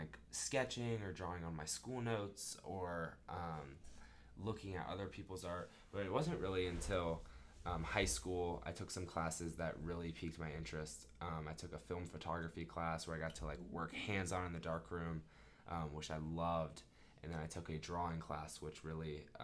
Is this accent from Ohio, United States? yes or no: yes; Dublin, Ohio, United States; moved away as an adult; now in Knoxville, United States; I'm from Dublin, Ohio, which is about 15 minutes outside of Columbus, Ohio, our capital